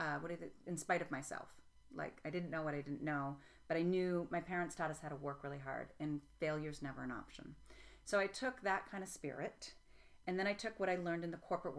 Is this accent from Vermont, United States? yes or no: yes; Vermont, United States; also born or lived in Tennessee; I grew up in Vermont